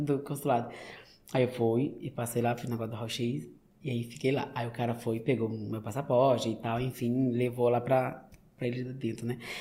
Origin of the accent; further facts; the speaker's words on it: São Luís, Maranhão, Brazil; moved away as an adult; now in United States; maranhense, nordestino, e sou da cidade de São Luís, né, da capital do estado